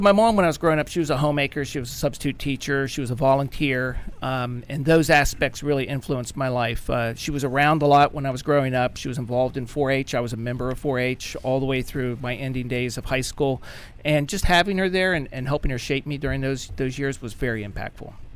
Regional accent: Clarksburg, West Virginia, United States; I grew up in Clarksburg, West Virginia

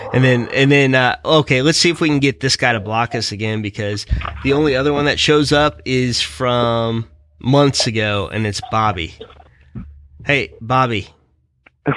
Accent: Missouri, United States; accent: Missouri; my shitty Missouri accent

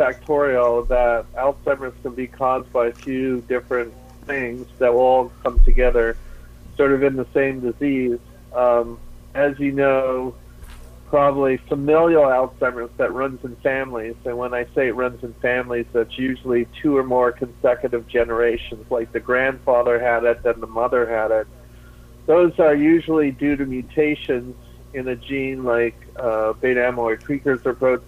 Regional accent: Toronto, Ontario, Canada; moved away; also born or lived in Bowling Green / Kingston, Ontario / Seattle; I was born in Toronto, so I have a lot of family there, originally Canadian

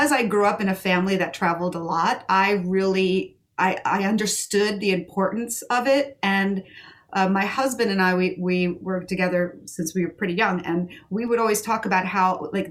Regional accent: New York, United States; I grew up in New York

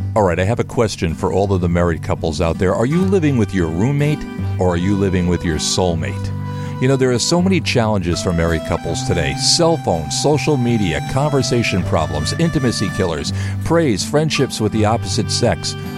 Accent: United States; as an American

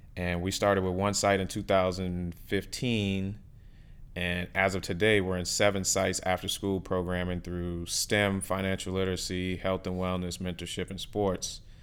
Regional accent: New Orleans, Louisiana, United States; moved away as an adult; now in Miami, United States; growing up in New Orleans, the, I mean, our culture is just amazing

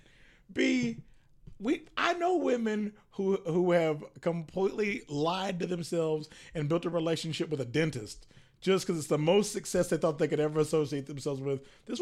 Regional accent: the South, United States; And we are from the South, so let's go ahead and get a few things straight. It comes to us last.

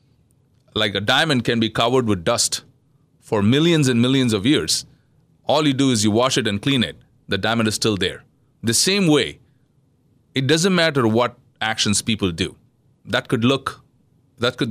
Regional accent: southern India, India; moved away; I'm from India. Yes. Yeah. I'm from Southern India.

